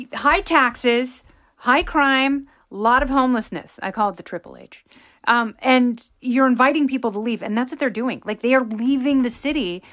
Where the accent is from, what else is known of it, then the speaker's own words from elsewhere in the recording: Pacific Northwest, United States; growing up in the Pacific Northwest